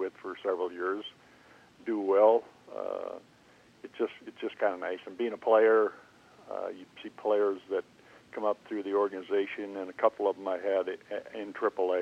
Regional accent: St. Cloud, Minnesota, United States; moved away as an adult; also born or lived in Kansas City; now in Overland Park, United States; growing up in Minnesota

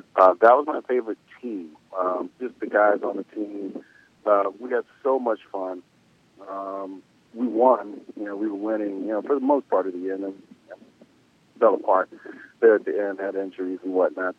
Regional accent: the South, United States; I'm from the South

